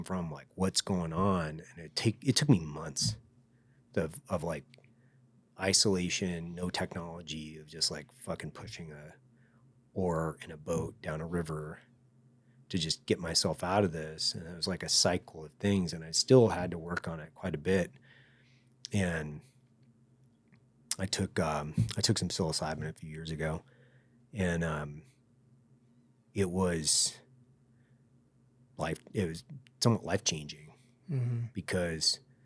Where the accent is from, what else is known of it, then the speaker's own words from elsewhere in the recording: United States; I grew up next to them